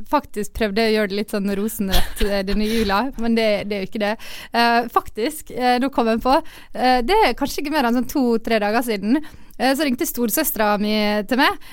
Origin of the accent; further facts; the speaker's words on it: Ålesund, Møre og Romsdal, Norway; jeg liker hele konseptet med at alle reiser hjem på ferie alle hjemme i Ålesund.